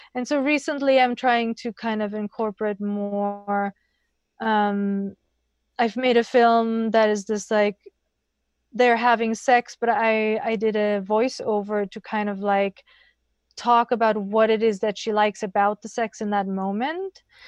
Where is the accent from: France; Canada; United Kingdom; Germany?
Germany; I grew up in Germany